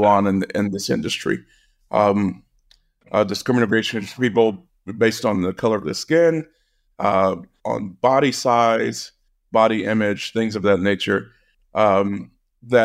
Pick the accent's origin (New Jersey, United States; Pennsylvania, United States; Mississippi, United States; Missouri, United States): Missouri, United States; rural; I was working in my home state